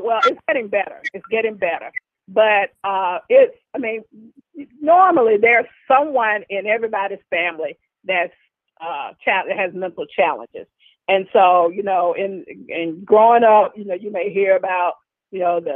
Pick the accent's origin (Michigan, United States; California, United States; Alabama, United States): Alabama, United States; Birmingham; I'm from Birmingham, Alabama